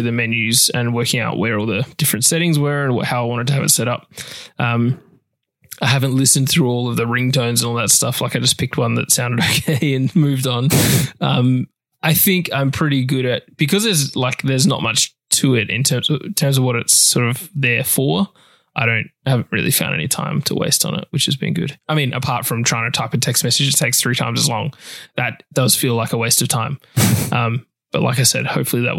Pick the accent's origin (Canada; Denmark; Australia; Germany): Australia; accent: Australian; my Australian accent